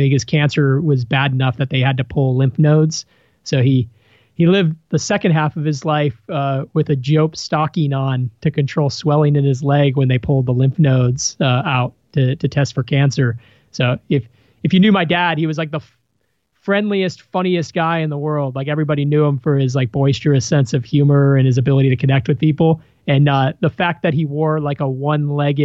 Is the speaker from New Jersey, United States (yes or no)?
no; Chicago, Illinois, United States; now in San Diego, United States; I grew up in Salt Side of Chicago, Illinois.